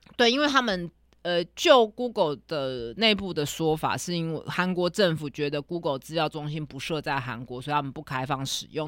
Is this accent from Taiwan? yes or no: yes; Taiwan; 我们台湾人